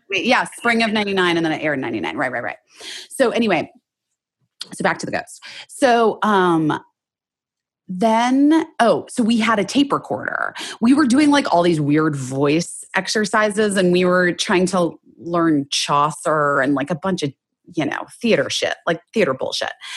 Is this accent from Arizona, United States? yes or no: yes; Arizona, United States; moved away as an adult; now in Los Angeles, United States; I grew up in Arizona and then I moved here when I was 18 for college